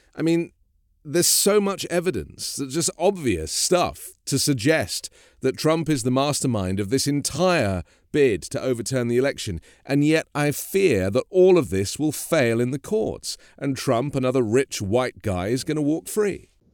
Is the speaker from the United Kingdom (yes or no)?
yes; United Kingdom; now in United States; a British person living in America